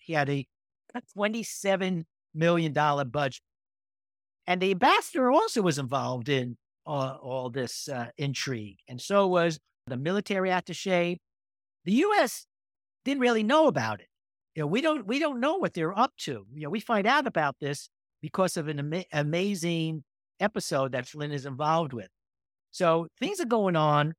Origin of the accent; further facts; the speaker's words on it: New York, United States; moved away; also born or lived in California; I grew up in New York